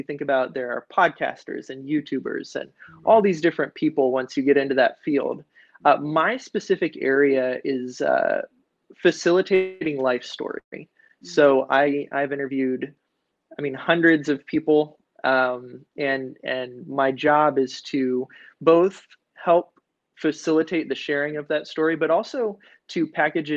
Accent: Mississippi, United States; now in Oregon, United States; I was born in the South, in Mississippi

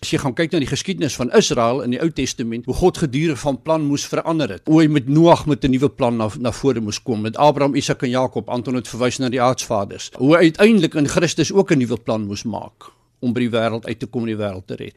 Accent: South Africa; ons as Suid-Afrikaners hier in die suidpunt van Afrika

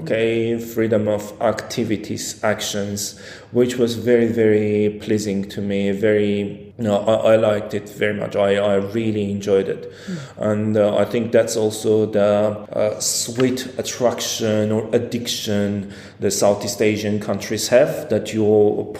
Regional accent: Armenia; English is a second language; moved away as an adult; also born or lived in Yerevan / Cambodia

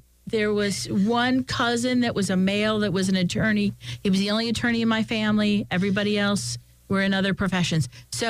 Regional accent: Philadelphia, Pennsylvania, United States; I came from Philadelphia, and there were very few women up here

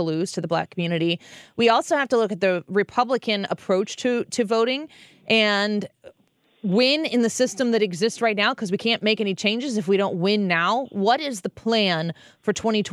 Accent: Illinois, United States; now in St. Louis, United States; I'm from Illinois

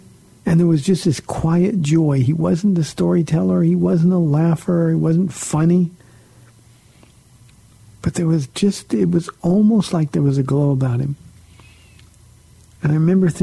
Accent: Southern California, United States; I grew up in Southern California where everybody knew about Calvary Chapel

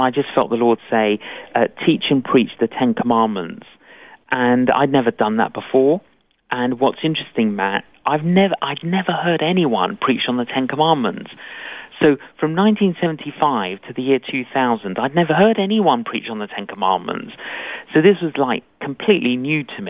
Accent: London, United Kingdom; Both my parents were Greek Cypriot, but I grew up in London.

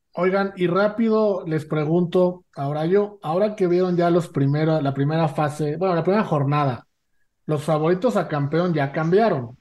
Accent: Mexico; los tres somos mexicanos

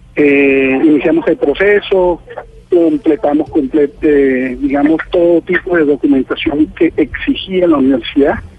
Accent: Arauca, Colombia; nosotros eh, estamos en Arauca

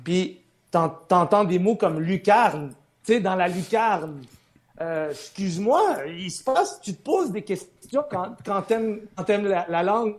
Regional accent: Montreal, Quebec, Canada; French is a second language; je suis arrivé à Ville-Saint-Laurent à l'âge de 8 ans

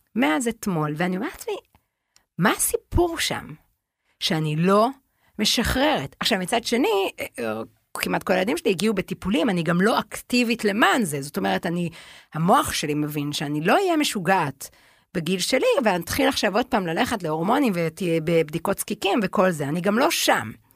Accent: Tel Aviv, Tel Aviv District, Israel; הרי אנחנו גדלנו בתל אביב

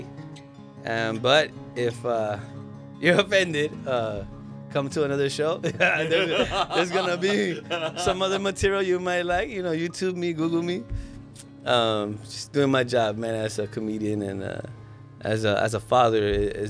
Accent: Los Angeles, California, United States; moved away as an adult; also born or lived in Mexico; now in Maui, United States; I grew up in Watts

